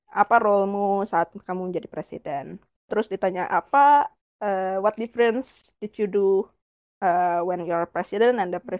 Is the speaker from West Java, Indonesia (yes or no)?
yes; Bandung, West Java, Indonesia; rumahku di Bandung sebenarnya aku orang Bandung